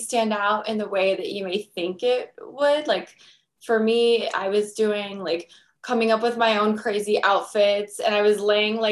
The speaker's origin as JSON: {"language": "English", "country": "United States", "said": "I'm American"}